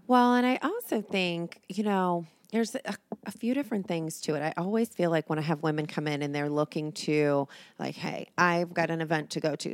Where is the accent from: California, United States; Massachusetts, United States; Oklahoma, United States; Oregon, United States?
Oregon, United States; also born or lived in Ohio; now in Cincinnati, United States; I was born, um, in Oregon.